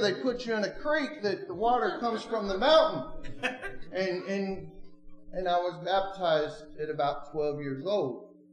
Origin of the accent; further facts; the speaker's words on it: Oregon, United States; moved away; I'm not from Tennessee. I'm originally from Oregon.